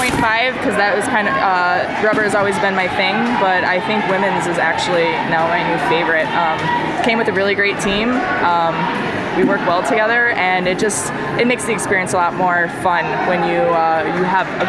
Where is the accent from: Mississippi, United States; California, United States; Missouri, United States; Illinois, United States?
Illinois, United States; Chicago; I'm from Chicago, Illinois.